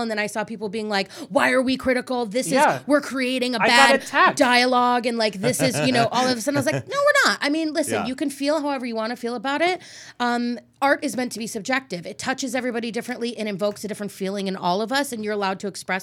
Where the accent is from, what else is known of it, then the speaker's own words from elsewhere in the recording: the South, United States; I grew up in the South